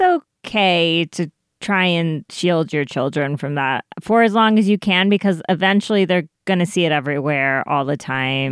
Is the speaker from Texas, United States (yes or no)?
no; Colorado, United States; growing up in Colorado